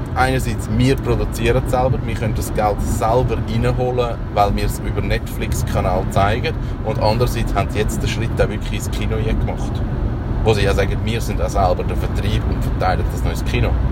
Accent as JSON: {"language": "German", "country": "Switzerland", "said": "bei uns in der Schweiz"}